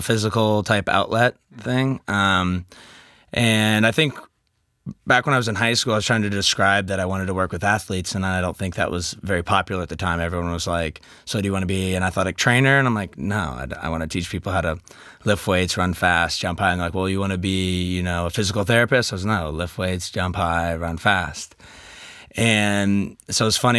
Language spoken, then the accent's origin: English; Kansas City, United States; I'm from Kansas City.